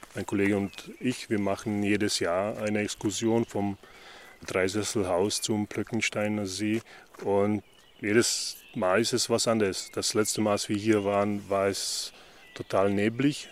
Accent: Slovakia; moved away; ich komme aus der Slowakei, ich bin es gewohnt. Wir sind früher in Hohe Tatra in den Wald gegangen

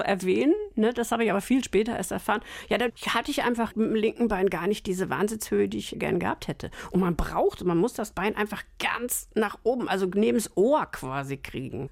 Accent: Northern Germany, Germany; moved away as an adult; also born or lived in Munich; die Anfangszeit so als Norddeutsche war nicht einfach

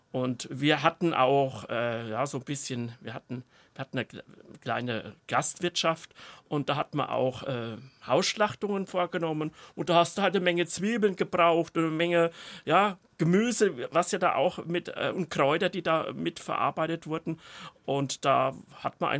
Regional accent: Bavaria, Germany; Ja, ich komme aus dem Spessart, auch ein nicht bevorzugtes ähm, äh, Garten. Land.

